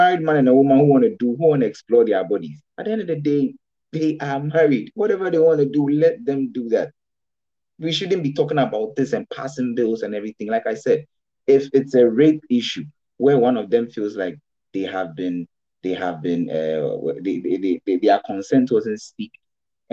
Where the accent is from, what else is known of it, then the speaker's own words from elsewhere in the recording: Ghana; I can decide to get married in Ghana as a Ghanaian